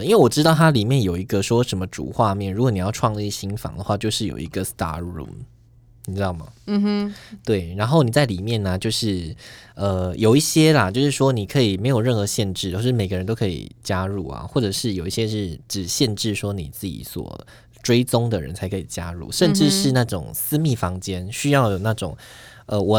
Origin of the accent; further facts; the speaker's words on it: southern Taiwan, Taiwan; now in Taipei, Taiwan; 我们在台北嘛，那我是南部人